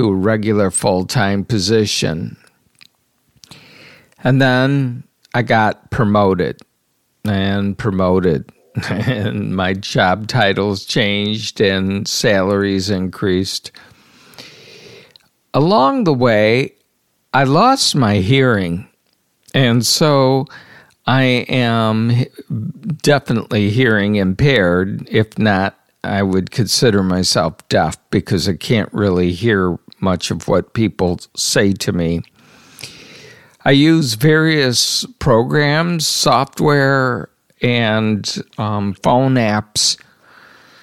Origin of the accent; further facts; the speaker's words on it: South Haven, Michigan, United States; moved away as an adult; also born or lived in Yucca Valley, California; now in Stockton, United States; I grew up in South Haven, Michigan